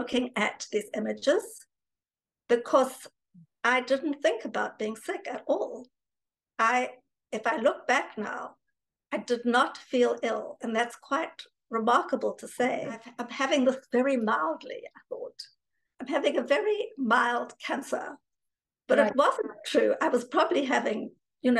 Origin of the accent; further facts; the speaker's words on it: South Africa; moved away; also born or lived in New York / London; I grew up in South Africa